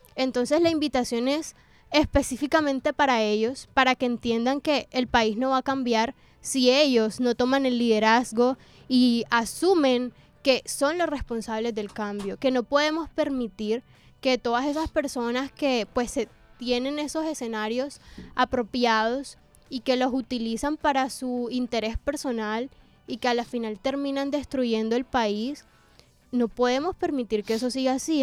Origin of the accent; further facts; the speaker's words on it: Colombia; para nosotros como colombianos